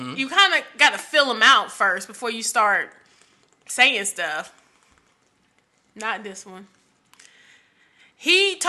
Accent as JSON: {"language": "English", "region": "East Coast", "country": "United States", "said": "I grew up in that time, and I'm from the East Coast."}